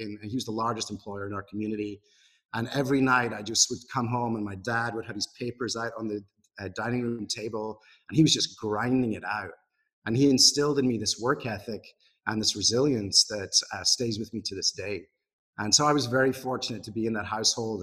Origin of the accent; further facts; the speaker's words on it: Broughty Ferry, Scotland, United Kingdom; moved away as an adult; also born or lived in Glasgow; now in Seattle, United States; I'm Scottish, and I was born in a town called Broughty Ferry, which none of you have heard of, but it's a little town close to Dundee on the east coast of Scotland.